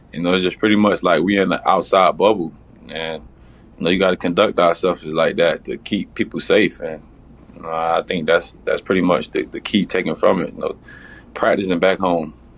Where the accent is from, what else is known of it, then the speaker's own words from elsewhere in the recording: Miami, Florida, United States; I'm from Miami